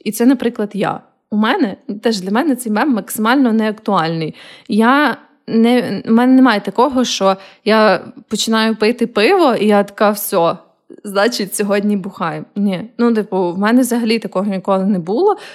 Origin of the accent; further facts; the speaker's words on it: Kyiv, Ukraine; moved away as an adult; also born or lived in Lviv; я виросла в Києві